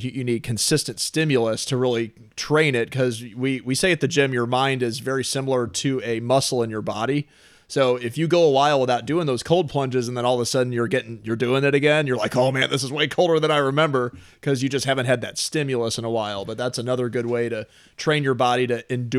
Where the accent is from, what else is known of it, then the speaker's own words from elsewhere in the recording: Oakville, Missouri, United States; I grew up in Oakville, actually.